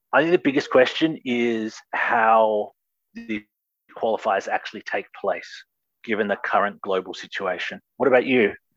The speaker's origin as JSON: {"language": "English", "country": "Australia", "said": "as an Australian"}